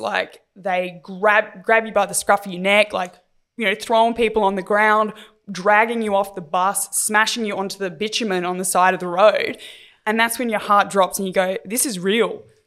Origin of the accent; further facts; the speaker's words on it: Adelaide, South Australia, Australia; growing up in Adelaide